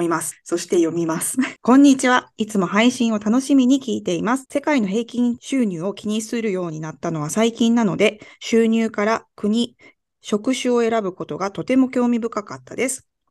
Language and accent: Japanese; Japan; moved away as an adult; たった2年でも日本の社会でもう、うんガチガチになんか上下、 上下関係ゴリゴリのとことかで働いてた